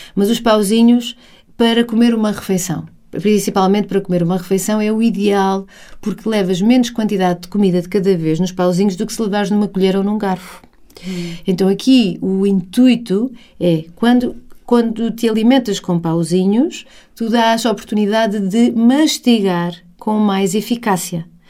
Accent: Portugal; also born or lived in England / Spain; o facto de estarmos em Portugal

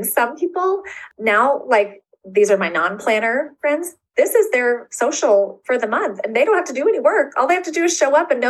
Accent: Florida, United States; and so I am from Florida. So I am not a snow girl.

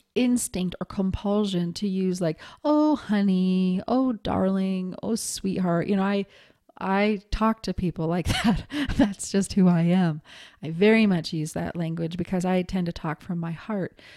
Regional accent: Montana, United States; I was raised in Montana

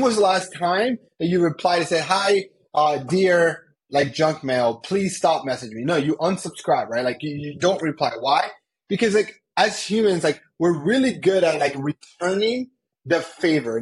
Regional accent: Colombia; now in United States; I'm from Colombia. I'm also an immigrant, and I came to the United States.

